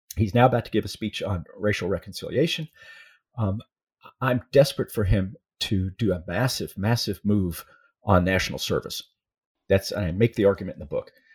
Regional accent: Fort Bend County, Texas, United States; I grew up in Fort Bend County

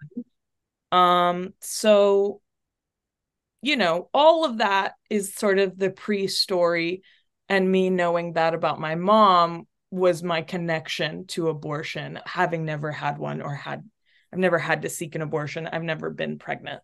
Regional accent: North Texas, United States; also born or lived in Chile / Portland, Oregon; I grew up in North Texas, but, um, I'm from Chile

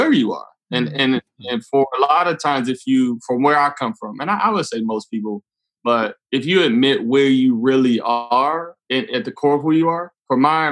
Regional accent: Detroit, Michigan, United States; growing up in Detroit

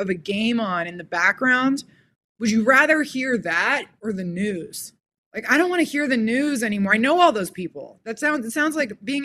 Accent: Los Angeles, California, United States; I grew up in Los Angeles

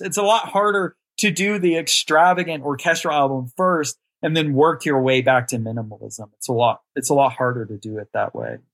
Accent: Amarillo, Texas, United States; I'm from Amarillo, Texas, born and raised here. I've only lived in Texas.

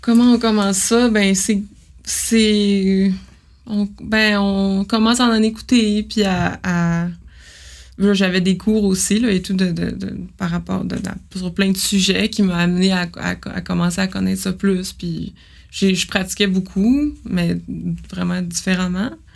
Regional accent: Jonquière, Quebec, Canada; moved away; also born or lived in Montreal; moi, je viens de Jonquière

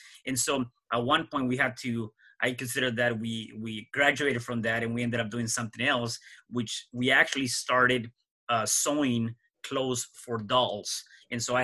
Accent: Mexico City, Mexico; moved away; I was born in Mexico City. And I was born to just one parent and my grandmother. So it was really my grandmother, my mom, and my older brother and myself.

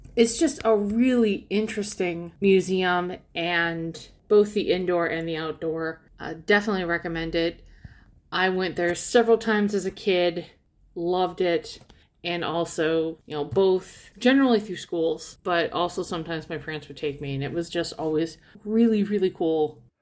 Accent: Port Huron, Michigan, United States; my hometown of Port Huron

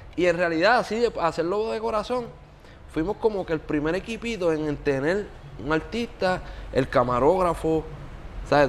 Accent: Yauco, Puerto Rico; moved away; also born or lived in Bayamón; yo soy de Yauco

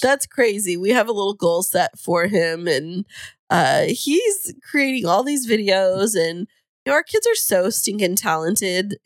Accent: Fresno, California, United States; now in San Diego, United States; I'm a transplant from Central California.

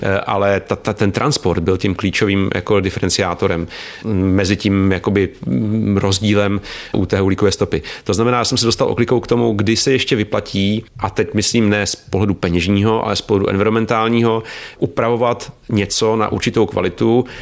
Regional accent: Czechia; My jsme jako Češi

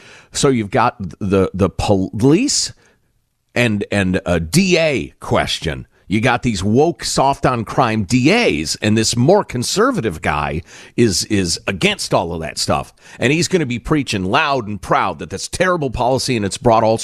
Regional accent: Chicago, Illinois, United States; moved away; also born or lived in California; the atmosphere I grew up in Chicagoland

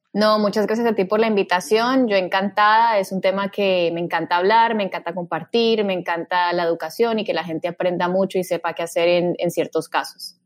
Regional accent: Cali, Valle del Cauca, Colombia; moved away as an adult; also born or lived in Bogotá, Colombia; now in Miami, United States; yo soy caleña, estoy aquí en Miami hace ya casi nueve años, estudié medicina y cirugía general en Cali

